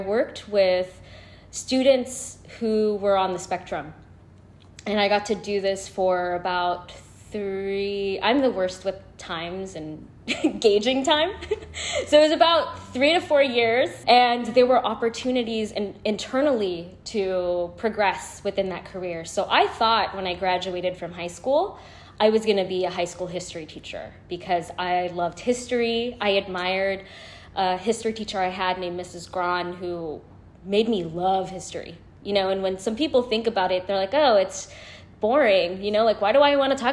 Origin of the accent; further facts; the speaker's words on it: San Francisco, California, United States; I was born and raised in San Francisco. I still currently reside in San Francisco